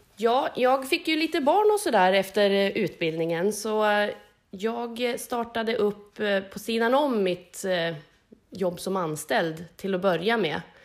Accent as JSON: {"language": "Swedish", "town": "Harbo", "region": "Uppsala County", "country": "Sweden", "tie": "born or raised there", "moved": "yes", "lives_now": "Hässelby, Sweden", "said": "jag är ju uppväxt i Harbo, bor i Hässelby"}